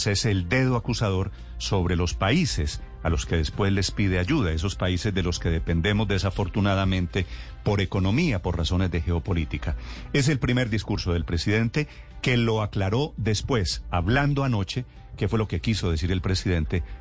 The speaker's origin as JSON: {"language": "Spanish", "country": "Colombia", "said": "sentí muy orgullosa como colombiana, como alcaldesa de Bogotá"}